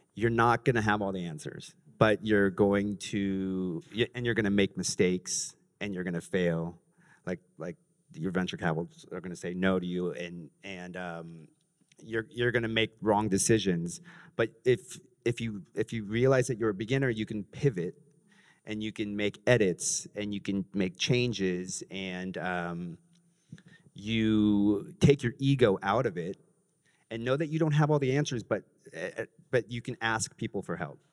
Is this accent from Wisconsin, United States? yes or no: no; Los Angeles, California, United States; now in New York City, United States; I'm from Los Angeles